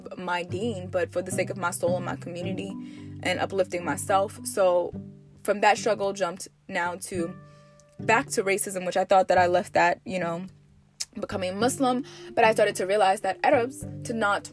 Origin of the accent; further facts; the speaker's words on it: United States; I'm from America, you know, I'm a 90s baby